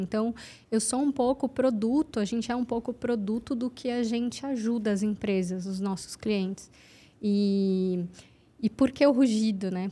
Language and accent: Portuguese; Santos, São Paulo, Brazil; Santos, eu sou de Santos